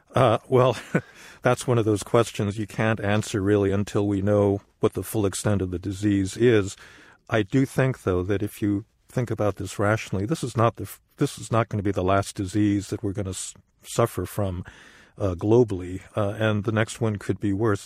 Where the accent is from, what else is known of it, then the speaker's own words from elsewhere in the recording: United States; as an American